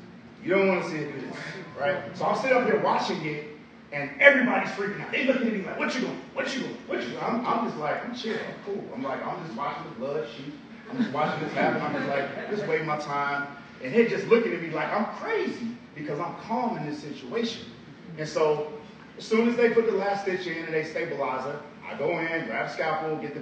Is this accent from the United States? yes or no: yes; Chicago, Illinois, United States; I'm from Southside Chicago, single mama, welfare, all of these things